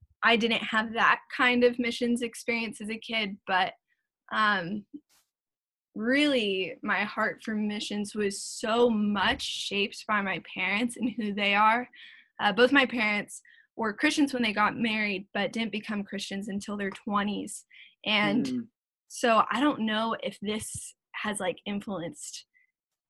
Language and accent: English; South Orange County, California, United States; also born or lived in Las Vegas, Nevada; I was born in Las Vegas, Nevada. We were not there for long though. My parents wanted to move us. And so I moved to California, specifically South Orange County, when I was two